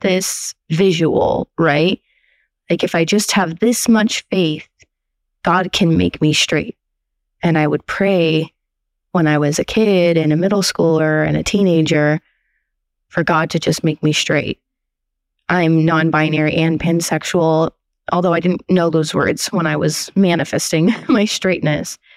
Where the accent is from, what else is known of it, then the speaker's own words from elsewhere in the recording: Portland, Oregon, United States; I'm from Portland, Oregon